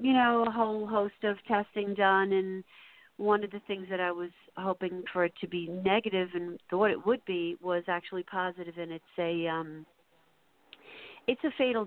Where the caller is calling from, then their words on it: Holbrook, New York, United States; I'm calling from New York.